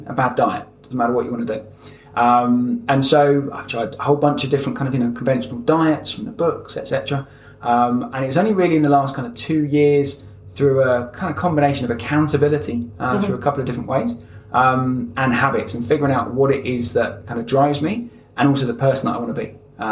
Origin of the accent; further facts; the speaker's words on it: London, United Kingdom; moved away; also born or lived in Devon; I was born in London, actually, not too far from here. And then I've spent the last kind of 15 years down in the southwest of England, down in Devon.